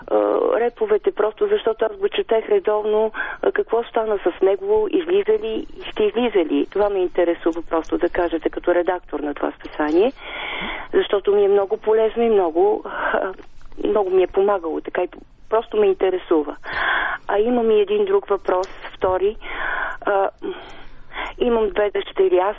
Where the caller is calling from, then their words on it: Sofia, Sofia City, Bulgaria; от София и ви слушам редовно с удоволствие.